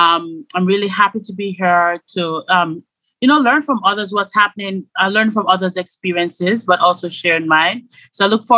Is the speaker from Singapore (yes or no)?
no; Canada; Yes. I'm Canadian, Jamaican Canadian.